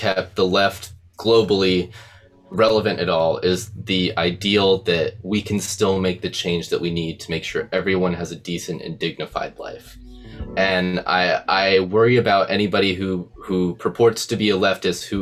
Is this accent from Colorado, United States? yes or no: no; Ohio, United States; now in Arizona, United States; I'm an Ohio boy